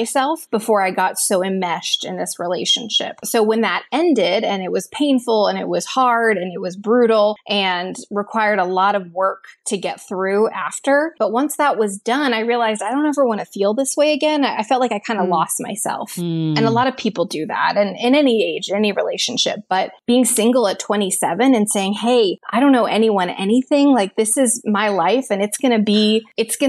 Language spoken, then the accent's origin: English; Texas, United States; moved away as an adult; also born or lived in Boston / Los Angeles area; now in Los Angeles, United States; growing up in Texas